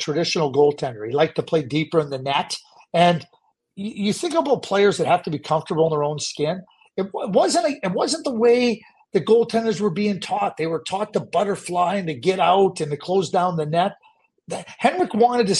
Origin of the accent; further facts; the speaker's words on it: Montreal, Quebec, Canada; growing up in Pierrefonds